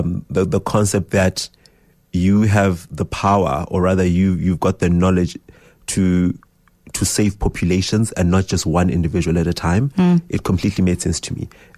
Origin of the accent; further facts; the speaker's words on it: Johannesburg, Gauteng, South Africa; because we're from Johannesburg, she was like, you'll go starve there.